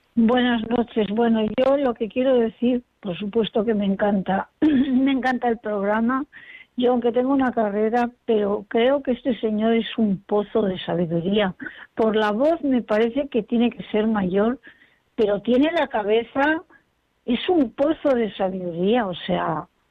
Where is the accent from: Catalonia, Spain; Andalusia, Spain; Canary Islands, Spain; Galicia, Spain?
Andalusia, Spain; Purchena; Soy de Puchena, de la provincia de Almería.